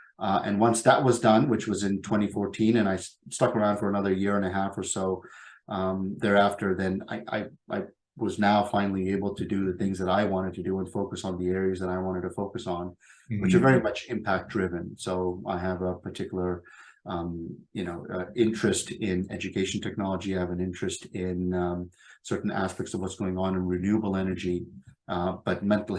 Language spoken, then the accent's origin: English; Pakistan; born there; the quota from the part of the world that I come from, and I was born in Pakistan.